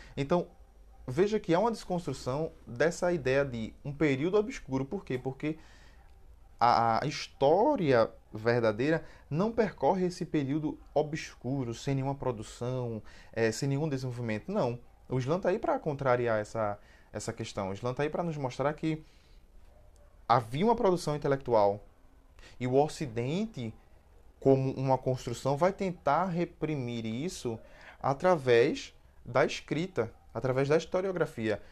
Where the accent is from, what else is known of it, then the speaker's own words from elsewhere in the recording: Cabo de Santo Agostinho, Pernambuco, Brazil; Eu sou pernambucano, gente, e aí, pernambucano e cabense